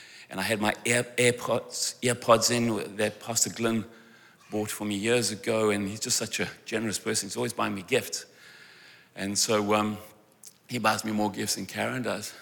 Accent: South Africa; I'm from South Africa

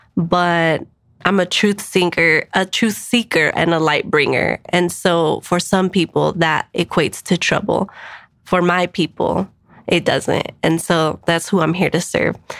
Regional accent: Denver, Colorado, United States; also born or lived in San Diego / Washington, D.C.; I am an East Sider, born and raised in Swansea.

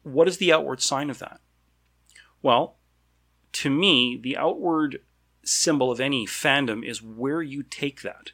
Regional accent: Canada; I'm Canadian

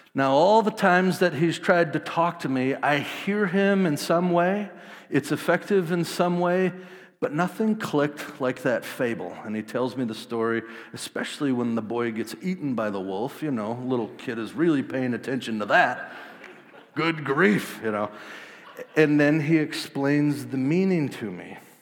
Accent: Wisconsin, United States; I grew up in Wisconsin, small town, uh, about eight thousand people

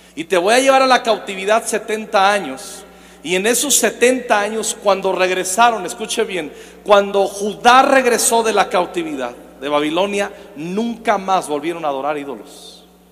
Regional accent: Zacapu, Michoacán, Mexico; Yo soy de Michoacán. Y de donde yo nací, en Zacapo, un, pueblo

